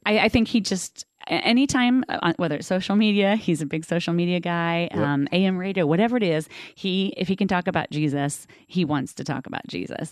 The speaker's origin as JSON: {"language": "English", "town": "Covington", "country": "United States", "tie": "born or raised there", "also_born_or_lived": "Danville / Catlin, Illinois", "said": "my family moved to Covington. I lived on 3rd Street in Covington, grew up"}